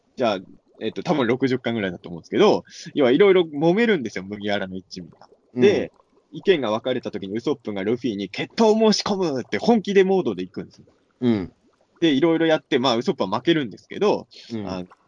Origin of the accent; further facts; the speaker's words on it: rural Ibaraki, Japan; 俺なんか茨城の田舎の人だから